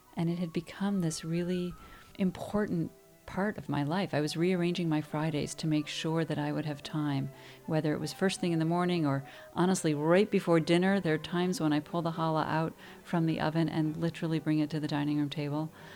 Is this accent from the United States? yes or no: yes; Cleveland, Ohio, United States; moved away as an adult; also born or lived in New York City; I'm actually from Cleveland